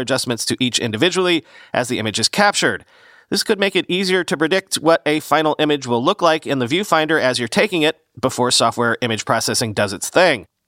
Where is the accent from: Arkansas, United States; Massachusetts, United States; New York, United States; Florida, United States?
Florida, United States; Southern; moved away; where I grew up in Southern Florida, we had no gas lines.